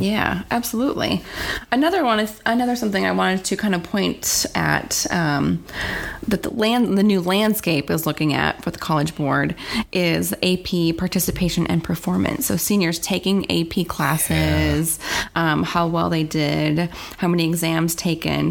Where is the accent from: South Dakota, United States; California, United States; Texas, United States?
South Dakota, United States; I grew up in South Dakota, so it was mainly Caucasian.